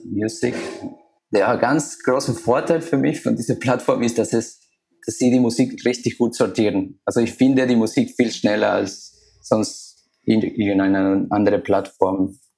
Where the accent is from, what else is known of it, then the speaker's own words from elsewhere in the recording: Ecuador; now in Germany; ich bin gebürtig aus Ecuador.